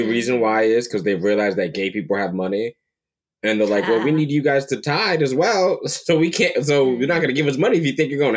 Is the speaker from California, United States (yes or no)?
no; Palm Bay, Florida, United States; also born or lived in Brooklyn, New York; I grew up in Palm Bay, Florida. I was born in Brooklyn. Grew up in Florida.